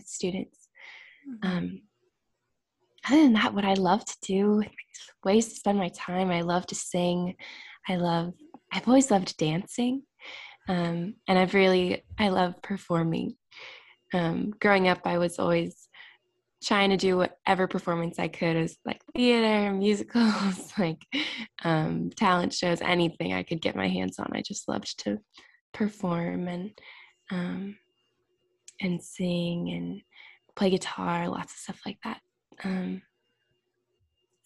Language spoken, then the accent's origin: English; Wayzata, Minnesota, United States; moved away as an adult; now in South Bend, United States; I'm from Wayzata, Minnesota.